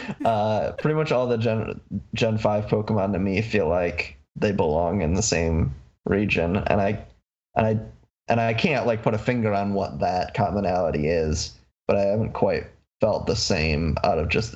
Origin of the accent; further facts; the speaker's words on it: Michigan, United States; I'm from Michigan.